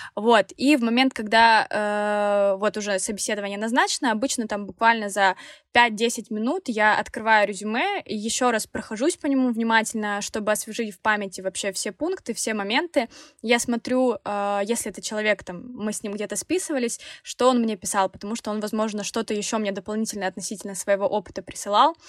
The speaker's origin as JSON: {"language": "Russian", "town": "Krasnodar", "region": "Krasnodar Krai", "country": "Russia", "said": "мы оба из Краснодара, земляки"}